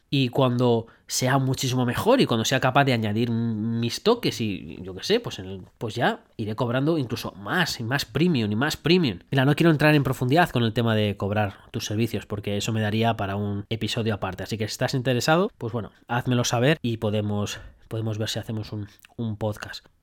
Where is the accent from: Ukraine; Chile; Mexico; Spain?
Spain; moved away as an adult; now in Brisbane, Australia; cómo somos los españoles